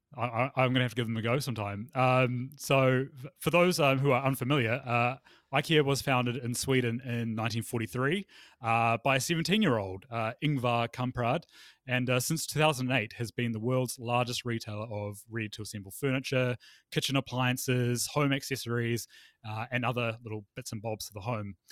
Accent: Palmerston North, Manawatū-Whanganui, New Zealand; my hometown, uh, Palmerston North

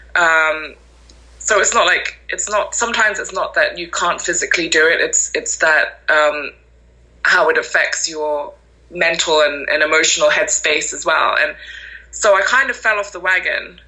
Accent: Malaysia; now in York, United Kingdom; I'm originally from Malaysia.

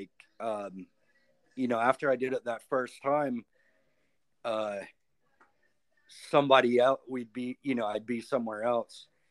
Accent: High Point, North Carolina, United States; when I was growing up in High Point

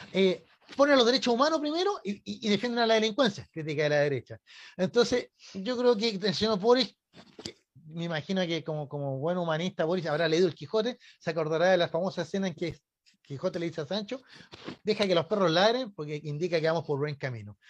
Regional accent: Chile; como chilenos

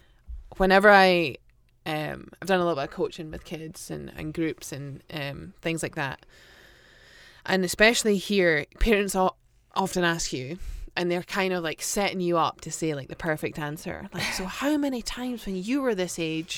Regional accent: Aberdeen, Scotland, United Kingdom; Just Aberdeen. You can say Aberdeenshire.

